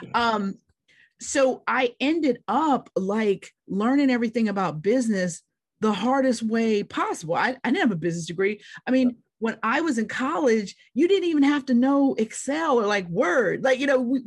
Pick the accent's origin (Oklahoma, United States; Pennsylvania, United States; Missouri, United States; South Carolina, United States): Pennsylvania, United States; Pittsburgh; I'm from Pittsburgh, Pennsylvania